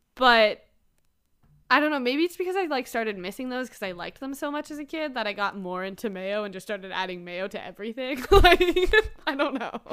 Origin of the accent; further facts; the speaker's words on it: Canada; I'm a Canadian